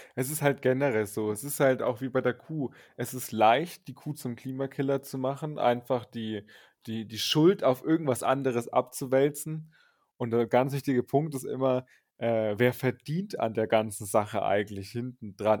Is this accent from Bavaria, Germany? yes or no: yes; northernmost Bavaria, Germany; Also wir sind aus den nördlichsten Bayern und genauer gesagt, das ungefähr die Region ist das Grenzgebiet Sachsen, Thüringen, Bayern. Da sind wir ungefähr zu Hause